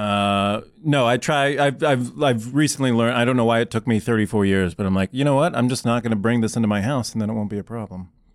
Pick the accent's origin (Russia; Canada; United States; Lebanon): United States; Iowa; I grew up in the Midwest